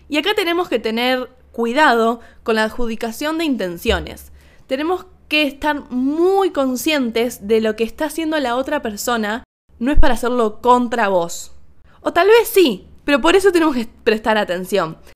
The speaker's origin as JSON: {"language": "Spanish", "country": "Argentina", "said": "le empecé a decir, perdón, perdón, perdón, soy argentina, perdón, saludamos así."}